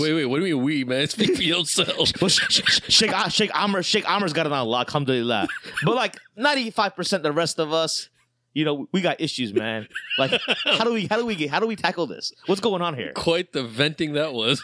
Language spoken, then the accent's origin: English; Ohio, United States; now in Chicago, United States; me growing up in Ohio